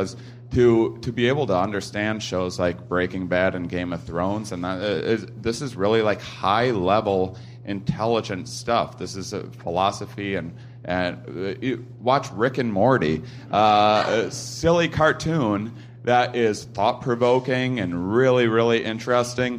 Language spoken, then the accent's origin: English; Midwest, United States; I'm from the Midwest